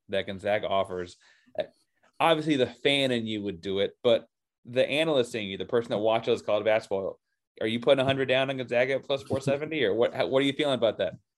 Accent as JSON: {"language": "English", "region": "the South", "country": "United States", "said": "I'm a Southerner"}